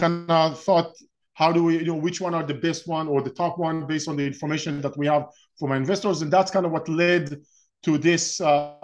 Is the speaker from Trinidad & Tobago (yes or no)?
no; Israel; moved away as an adult; now in Orange County, United States; I'm originally from Israel. I was born and raised in Israel and spent my first 30 years or so in Israel